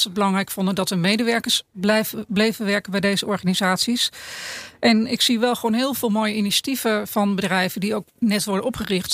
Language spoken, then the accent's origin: Dutch; Netherlands; ons Nederlandje.